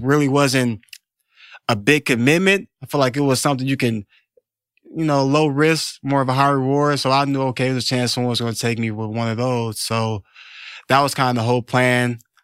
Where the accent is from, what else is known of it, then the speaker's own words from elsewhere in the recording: Detroit, Michigan, United States; I was a Detroit kid. I grew up in Detroit